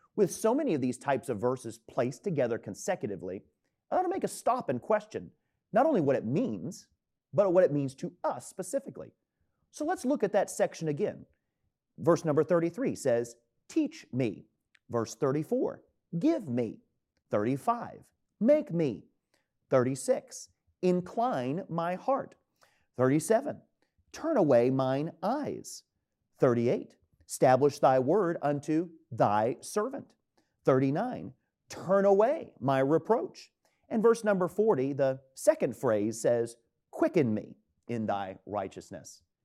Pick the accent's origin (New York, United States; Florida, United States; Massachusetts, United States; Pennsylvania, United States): Florida, United States; Tampa; moved away as an adult; now in Easton, United States; my hometown of Tampa, Florida